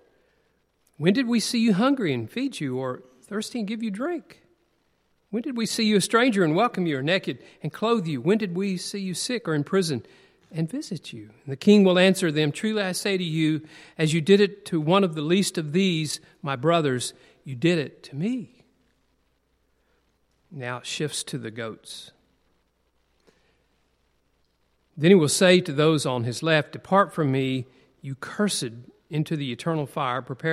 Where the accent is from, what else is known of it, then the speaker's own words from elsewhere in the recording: United States; also born or lived in Tennessee / Alabama; I grew up in Tennessee and Alabama